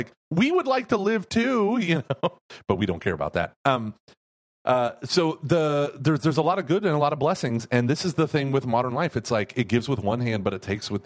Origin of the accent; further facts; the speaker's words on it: Broken Arrow, Oklahoma, United States; now in Houston, United States; my parish growing up in Broken Arrow, Oklahoma